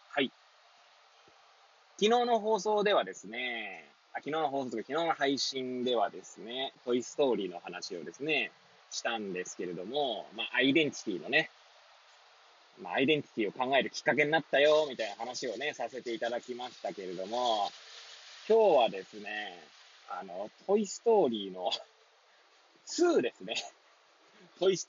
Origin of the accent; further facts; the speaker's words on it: Hachioji, Tokyo, Japan; now in Kamaishi, Japan; この番組は八王子生まれ八王子育ち震災の前の年から釜石で働くポンコツの頭の中をゆるりと紹介していくそんな番組です。